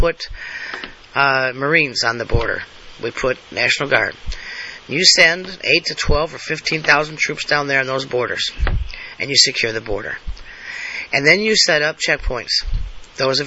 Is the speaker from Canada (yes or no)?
no; United States; I'm an American. I was born American. I live as an American